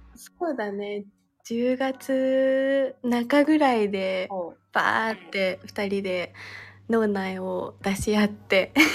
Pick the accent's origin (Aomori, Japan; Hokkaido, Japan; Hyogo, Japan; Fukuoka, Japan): Hokkaido, Japan; moved away as an adult; also born or lived in Toronto, Canada; now in Tokyo, Japan; 私は、まあ、生まれは、あの、実は北海道の港町で